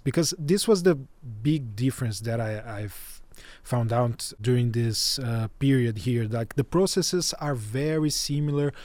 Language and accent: English; Brazil; I'm a Brazilian journalist